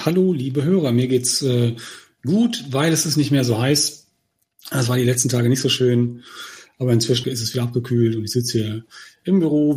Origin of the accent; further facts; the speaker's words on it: Germany; als Deutsche